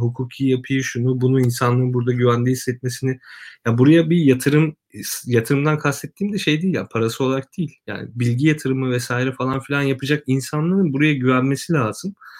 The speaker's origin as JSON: {"language": "Turkish", "region": "Kırıkkale", "country": "Turkey", "said": "ben Kırıkkale'liyim"}